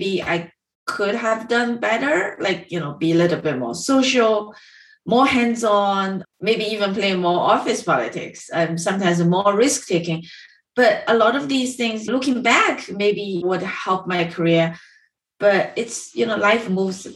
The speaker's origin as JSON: {"language": "English", "town": "Dongyang", "region": "Zhejiang", "country": "China", "tie": "born or raised there", "also_born_or_lived": "Chicago", "moved": "yes", "said": "I grew up in Zhejiang"}